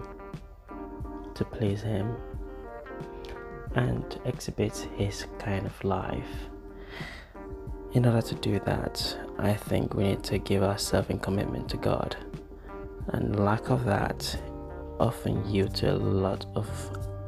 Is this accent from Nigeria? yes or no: yes; Yoruba, Nigeria; accent: Nigerian, Yoruba; my Nigerian accent there, precisely my Yoruba accent